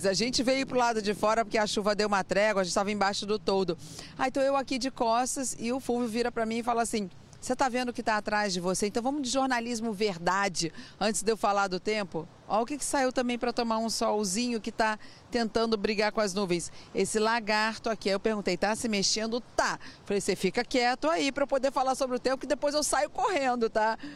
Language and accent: Portuguese; Rio de Janeiro, Brazil; bom, sou carioca, né, gente? Já estava sentindo frio na pele.